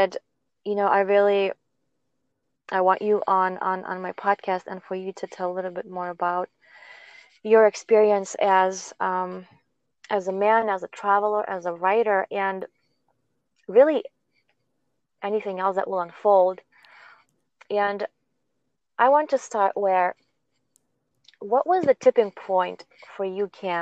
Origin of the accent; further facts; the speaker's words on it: Lithuania; moved away; I'm from Lithuania